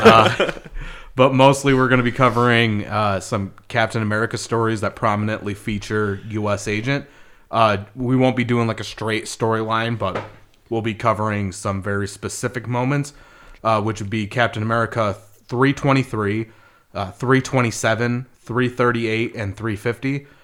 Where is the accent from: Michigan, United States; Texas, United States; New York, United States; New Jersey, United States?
Michigan, United States; we're from Michigan, where people talk like